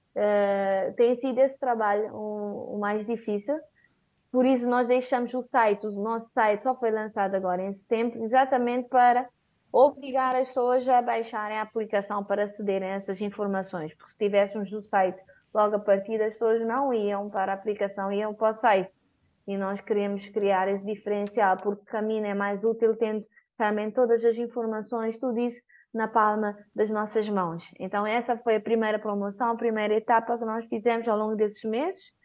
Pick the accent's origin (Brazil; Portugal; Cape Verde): Cape Verde; São Vicente; also born or lived in Praia, Cape Verde; a partir de São Vicente, de onde eu sou